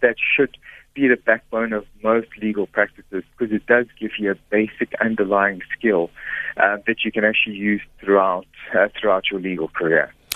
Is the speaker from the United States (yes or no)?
no; Pretoria, Gauteng, South Africa; I was born in Pretoria, in Sunnyside in Pretoria